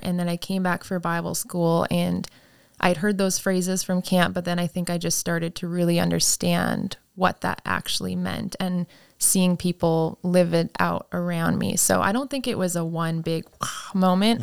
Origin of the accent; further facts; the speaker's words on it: Saskatchewan, Canada; I grew up in Saskatchewan, Canada